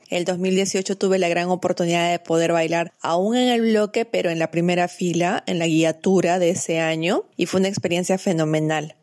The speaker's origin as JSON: {"language": "Spanish", "region": "Cusco", "country": "Peru", "moved": "as an adult", "lives_now": "Lima, Peru", "said": "soy cusqueña"}